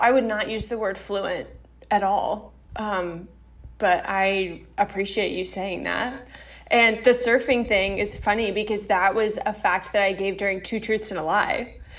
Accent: Virginia, United States; I'm from Virginia. I was at Virginia Beach.

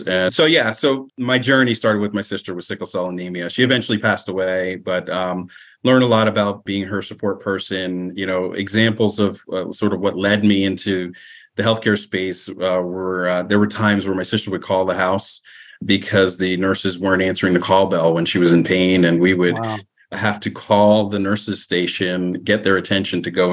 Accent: Southern New Jersey, United States; I grew up in Southern New Jersey, one of the few Black families in the community

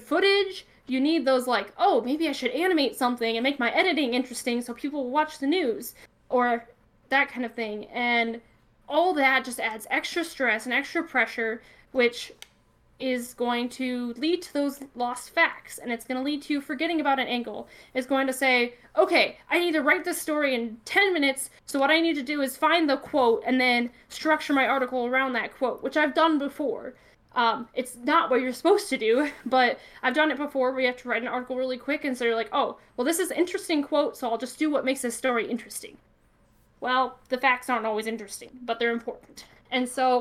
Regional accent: Northwest Iowa, United States; I'm from Northwest Iowa, which is a lot of smaller towns

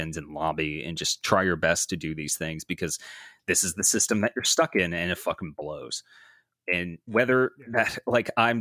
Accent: New Jersey, United States; I live in a city. I'm from New Jersey.

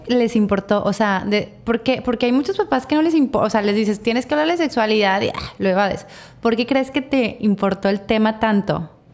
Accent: Torreón, Coahuila, Mexico; now in Mazatlán, Mexico; las dos somos de Torreón

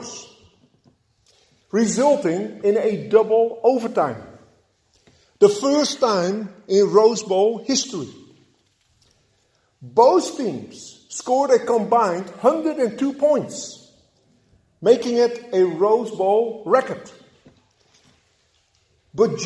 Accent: Netherlands; moved away; Growing up in Holland

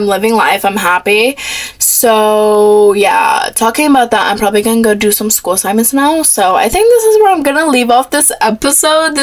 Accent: Florida, United States; I was born in Florida. I've lived in Florida my whole entire life.

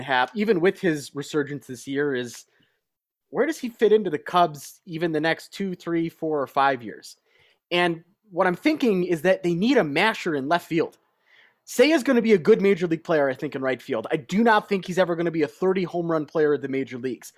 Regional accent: Chicago, Illinois, United States; also born or lived in Glenview, Illinois / Normal, Illinois; growing up in Chicago and then when we moved up to Glenview

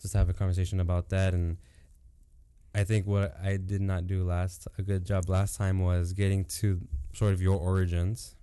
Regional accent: Santa Ana, California, United States; I grew up in Santa Ana too

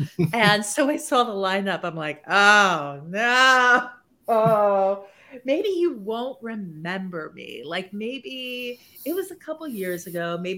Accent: Japan; moved away as an adult; now in United States; I grew up in Japan and then continued to work in Japan. So really all of my almost 30 years of my life was in Japan. So when I moved to the States

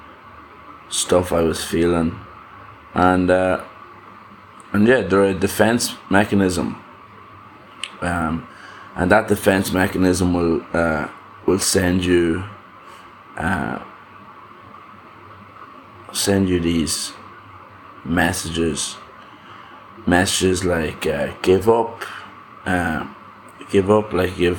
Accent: Ireland; growing up in Ireland

